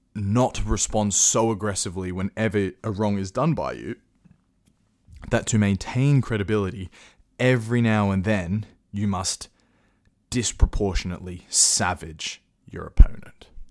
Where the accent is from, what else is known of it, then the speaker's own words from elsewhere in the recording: Australia; I'm an Australian